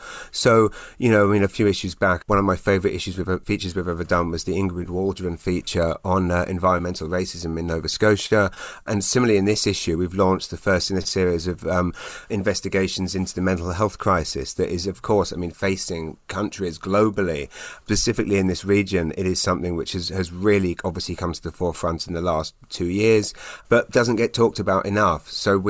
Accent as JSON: {"language": "English", "country": "United Kingdom", "lives_now": "Canada", "said": "I still, when I'm introducing myself, hi, I'm British, and I'm like, oh, and Canadian."}